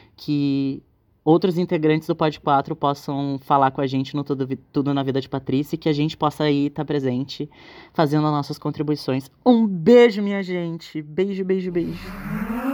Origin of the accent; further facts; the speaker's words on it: Porto Alegre, Rio Grande do Sul, Brazil; eu sou aqui da cidade de Porto Alegre